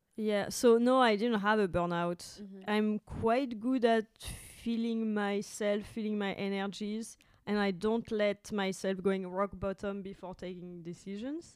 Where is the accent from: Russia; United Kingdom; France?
France; moved away as an adult; now in Berlin, Germany; I'm from France